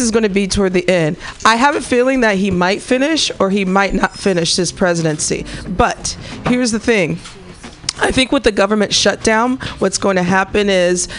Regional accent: Missouri, United States; moved away; Missouri, my home state

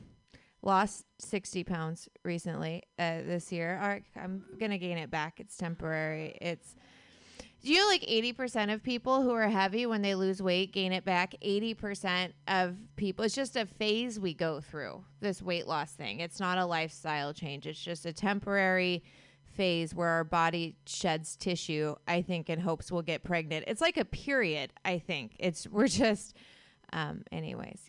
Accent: Lincoln City, Oregon, United States; I'm from Oregon. I grew up in Lincoln City, which is a tiny coastal town in Oregon

